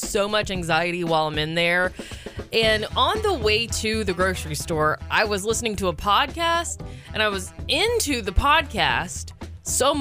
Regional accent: Georgia, United States; now in West Coast, United States; I grew up in Georgia where dressing nice was a must

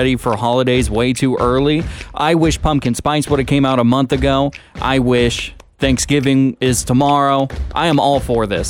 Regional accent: Washington, United States; now in Sonoma County, United States; my home state of Washington

